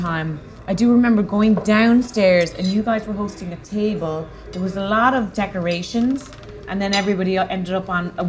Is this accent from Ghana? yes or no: no; Cork, Munster, Ireland; moved away as an adult; also born or lived in Dublin / London; now in New York, United States; I grew up in Cork.